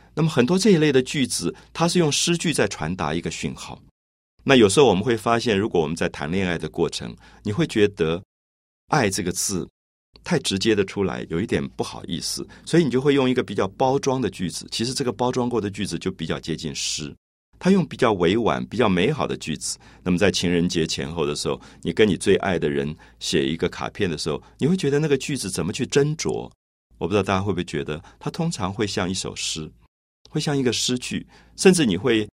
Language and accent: Chinese; Taiwan; 我从小在台湾长大